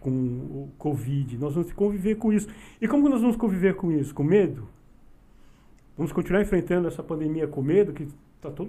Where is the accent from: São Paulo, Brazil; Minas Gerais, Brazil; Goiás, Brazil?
São Paulo, Brazil; Mauá; nós somos do Zaira, né? Uhum. Conhecemos bem o Zaira